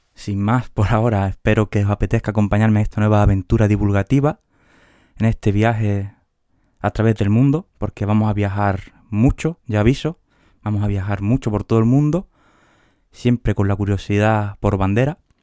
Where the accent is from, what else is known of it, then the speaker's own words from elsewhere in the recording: Huelva, Andalusia, Spain; moved away as an adult; now in Seville, Spain; de Huelva, aunque ahora que pienso, casi los últimos 15 años he estado en Sevilla